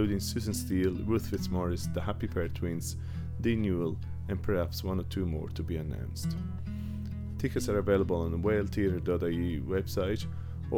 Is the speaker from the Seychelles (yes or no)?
no; Italy; now in Ireland; coming from where I come from Italy